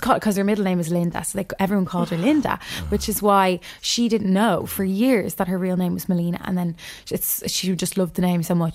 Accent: Dublin, Leinster, Ireland; I grew up in Charlemont Street Flats, uh, just around the corner.

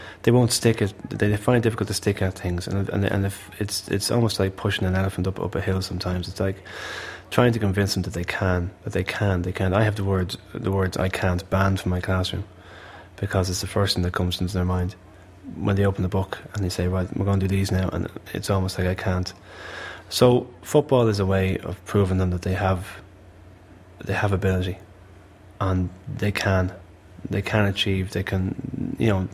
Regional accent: Malahide, Leinster, Ireland; I'm from Malahide, and I know exactly what people from Malahide are about

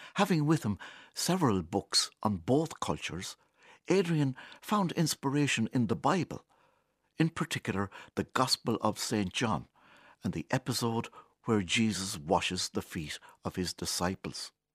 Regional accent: County Kilkenny, Ireland; Born and bred in Kilkenny

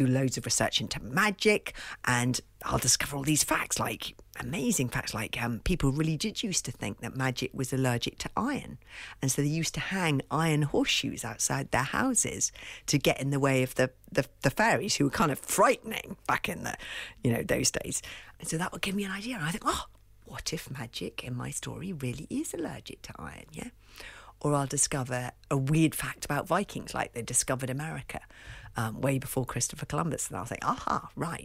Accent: London, United Kingdom; I grew up in London in a house without a garden

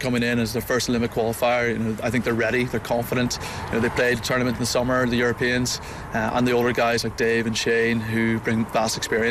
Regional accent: Ireland; as an Irishman

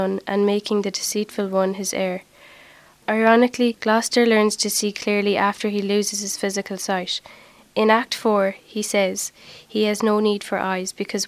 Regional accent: Longford, Leinster, Ireland; I'm from Scullwhere, Longford

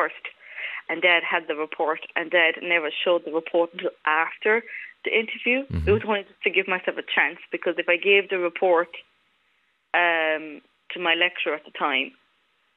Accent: Cork, Munster, Ireland; also born or lived in Romania; I'll always be Cork

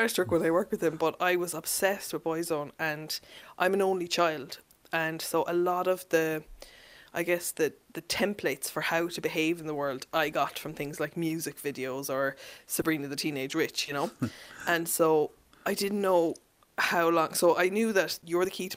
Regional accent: Mallow, Munster, Ireland; also born or lived in Germany / Dublin; I grew up in Mallow. I was actually born in Germany and then lived there for a few years

